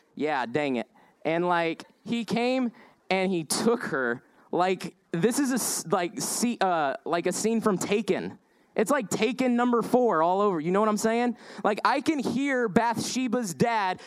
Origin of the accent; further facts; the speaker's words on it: Indiana, United States; also born or lived in Denver, Colorado; lived out west, uh, moved to Indiana